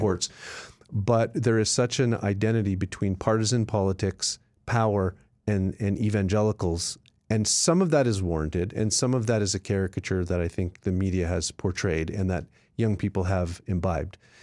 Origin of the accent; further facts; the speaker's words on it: Canada; now in United States; I'm a Canadian